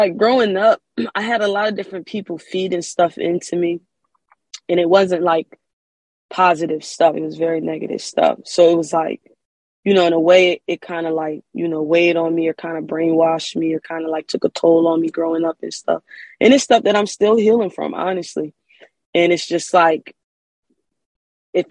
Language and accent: English; Wilmington, Delaware, United States; moved away as an adult; now in California, United States; I'm from Wilmington, Delaware. And I just recently moved to California